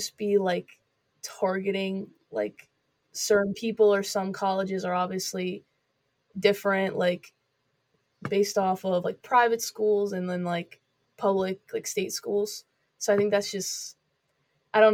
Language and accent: English; Northumberland County, Pennsylvania, United States; where I'm from Northumberland County, Pennsylvania